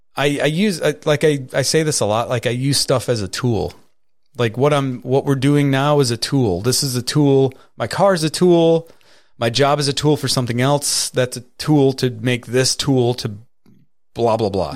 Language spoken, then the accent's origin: English; Catskill, New York, United States; I was born in Catskill